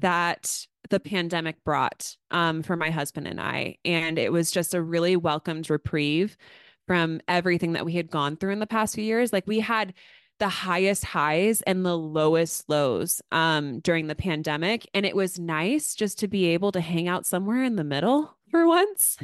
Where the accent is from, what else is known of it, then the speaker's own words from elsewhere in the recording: Astoria, Oregon, United States; my hometown.